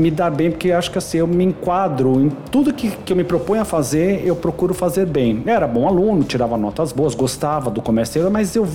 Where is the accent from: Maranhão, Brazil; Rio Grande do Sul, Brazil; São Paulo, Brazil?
São Paulo, Brazil; Bom, eu sou nascido e criado em São Paulo, né? Minha família é do interior de Minas, de Ouro Fino, Minas Gerais, mas eu nasci e sou criado em São Paulo.